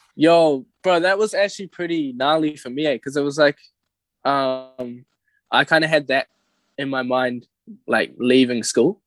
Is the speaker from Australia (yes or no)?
no; Whangamata, Waikato, New Zealand; moved away; growing up in Whonga